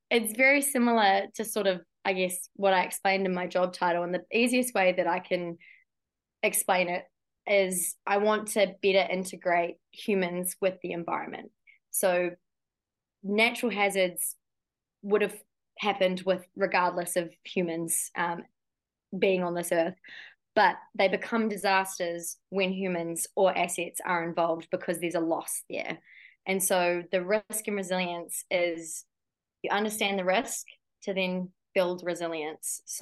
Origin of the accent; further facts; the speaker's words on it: New Zealand; you'd think being so isolated down in New Zealand